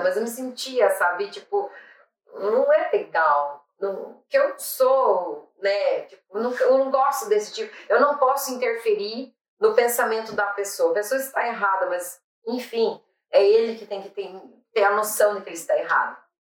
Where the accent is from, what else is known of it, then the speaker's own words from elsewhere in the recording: Brazil; moved away as an adult; now in Ireland; eu sou brasileira